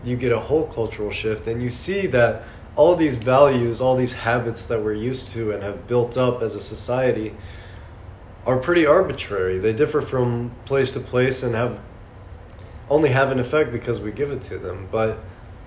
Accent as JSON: {"language": "English", "town": "Tucson", "region": "Arizona", "country": "United States", "said": "I've been out in Tucson"}